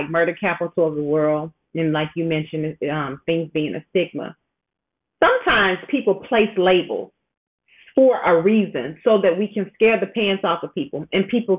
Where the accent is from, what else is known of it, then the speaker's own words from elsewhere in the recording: suburb of Chicago, Illinois, United States; I say I'm from Chicago because that's just, you know, what you do. I'm actually from a suburb in Chicago, but still the same because I've lived in the city, you know, for some time at different points in my life.